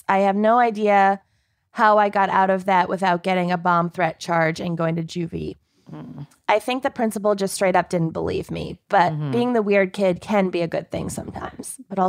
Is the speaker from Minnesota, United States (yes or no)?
yes; Minnesota, United States; I grew up in Minnesota, represent.